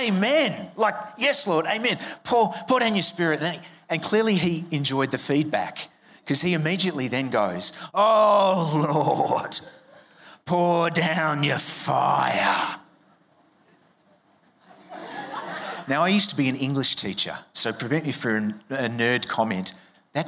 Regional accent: Melbourne, Victoria, Australia; I'm from Melbourne, so I was at Monash University studying an arts degree

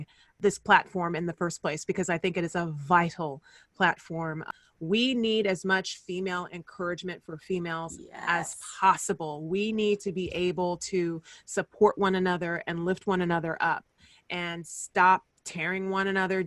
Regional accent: Fresno, California, United States; moved away as an adult; also born or lived in San Diego / New York; my hometown of Fresno, California

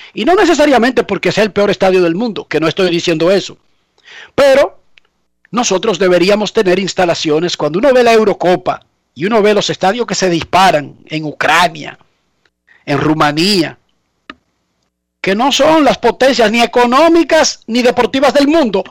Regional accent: Dominican Republic

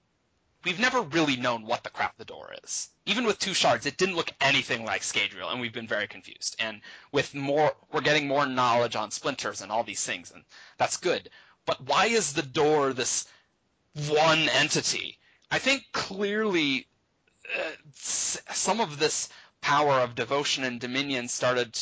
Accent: United States; we in America, we think of ourselves as American

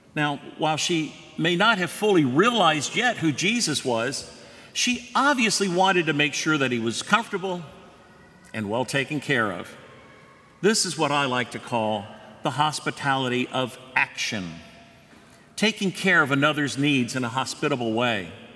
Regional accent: Winter Park, Florida, United States; I grew up in Winter Park. I attended Lakemont Elementary, Winter Park, then junior high school, and graduated from Winter Park High School.

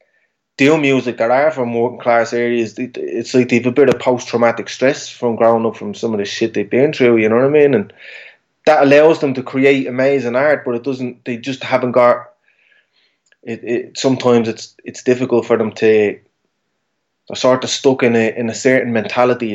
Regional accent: Dublin, Leinster, Ireland

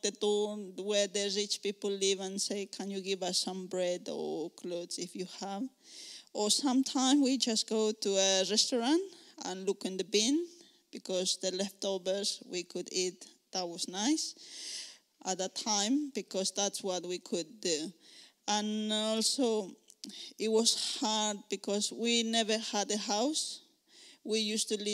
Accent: Cochabamba, Bolivia; English is a second language; moved away as an adult; now in United Kingdom; I'm originally from Bolivia, Cochabamba. It's in the middle of Bolivia. I'm living in UK for around 6 years now.

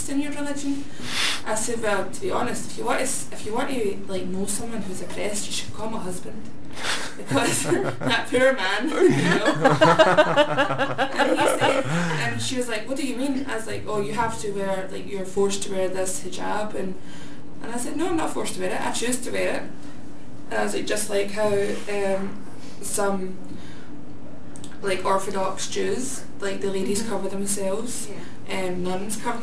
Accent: Port Basel, Scotland, United Kingdom; moved away; I'm from Port Basel. I can go home, it's a train away

